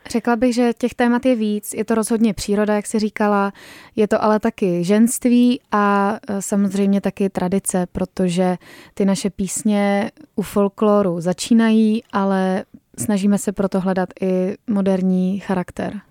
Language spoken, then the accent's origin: Czech; Czechia; že jsme Češi